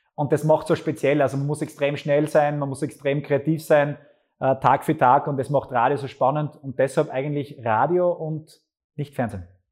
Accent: Graz, Styria, Austria; also born or lived in Wilfersdorf bei Gleisdorf; Ich bin in Graz geboren, habe dann Schule noch in Wilfersdorf bei Gleisdorf in Flöcking in dem Fall noch gemacht und die Volksschule. Und dann bin ich relativ schnell nach Graz gekommen

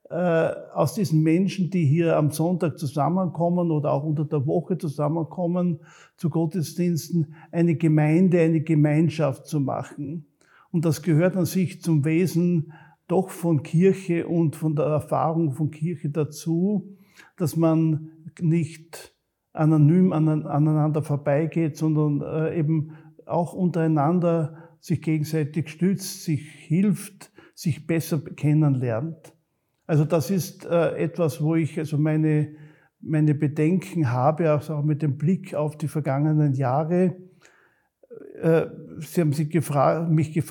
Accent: Graz, Styria, Austria; Ich bin zwar selber ein Grazer, ich bin ein Kind der Stadt, ich bin in der Annenstraße aufgewachsen und habe also die meiste Zeit meines Lebens auch in der Stadt verbracht.

